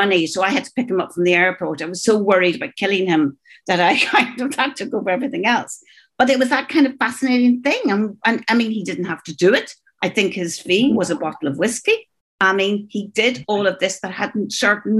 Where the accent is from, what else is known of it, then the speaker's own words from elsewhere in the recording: Northern Ireland, United Kingdom; moved away as an adult; also born or lived in Dublin, Ireland / New York, United States; I was brought up in Northern Ireland, this very disrupted, particularly teenage life. I went to Trinity College at 18 and I wanted to escape the North